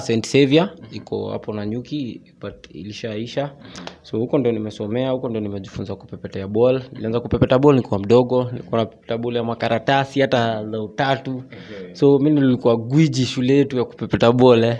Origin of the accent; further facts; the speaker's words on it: Nanyuki, Laikipia County, Kenya; now in Nairobi, Kenya; nimezaliwa mji wa nanyuki mm-hmm. ya kule nanyuki kule baridi kule huko ndio nimezaliwa so ya nikaja hapa hivi nairobi